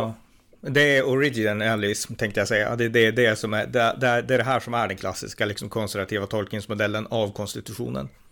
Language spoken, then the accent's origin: Swedish; Sweden